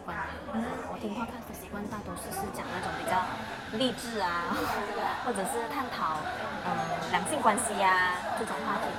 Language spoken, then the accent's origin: Chinese; Ipoh, Perak, Malaysia; now in Kuala Lumpur, Malaysia; 因为我其实之前是从就前两个月我是从怡保来到呃 KL 吉隆坡这边